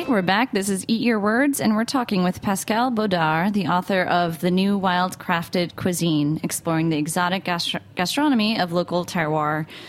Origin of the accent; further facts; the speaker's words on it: United States; I'm from New York, New Jersey